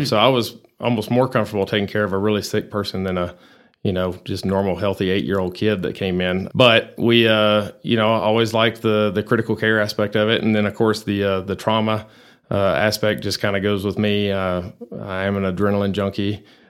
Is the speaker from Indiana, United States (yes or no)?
no; Abilene, Texas, United States; now in Amarillo, United States; Well, I grew up in Abilene, always been a Texas boy.